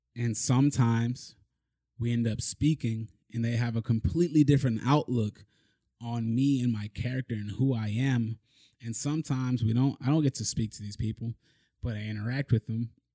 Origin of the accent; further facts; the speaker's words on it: Broward County, Florida, United States; also born or lived in Miami, Florida; I was born in Miami. I grew up mainly in Broward County